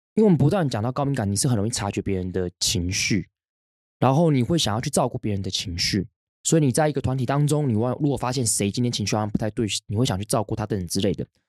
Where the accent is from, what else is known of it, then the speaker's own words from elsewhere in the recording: Hsinchu, Taiwan; now in Taipei, Taiwan; 从我国小开始，我们，我搬到新竹之后